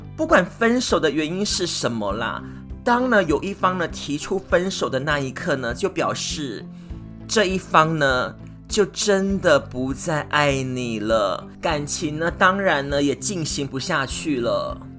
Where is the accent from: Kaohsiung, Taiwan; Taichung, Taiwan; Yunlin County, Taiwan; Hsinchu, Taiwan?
Kaohsiung, Taiwan; moved away as an adult; now in Brisbane, Australia; 我来自台湾南部的高雄打狗区，那我现在呢，住在南半球的澳洲，就是有阳光支撑支撑的布里斯本